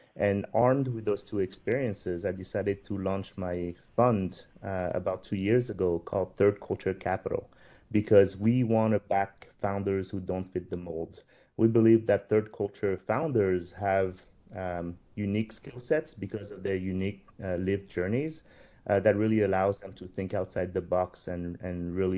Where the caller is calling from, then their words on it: New York, United States; So I am actually dialing from New York